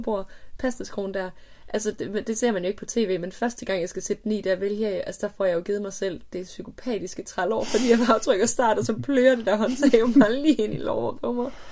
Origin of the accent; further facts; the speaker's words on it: near Hornslet, Central Denmark Region, Denmark; der, hvor jeg er vokset op